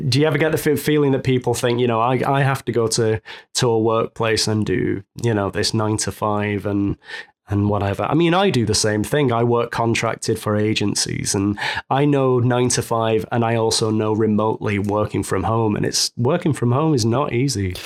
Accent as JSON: {"language": "English", "town": "Manchester", "region": "North West England", "country": "United Kingdom", "moved": "as an adult", "lives_now": "Savannah, United States", "said": "I'm, I'm from Manchester, England, originally, and I've been in Savannah, Georgia, in the U S for almost six months now."}